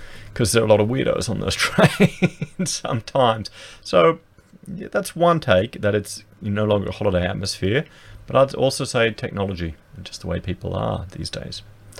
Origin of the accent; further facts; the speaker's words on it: Gold Coast, Queensland, Australia; I grew up on the Gold Coast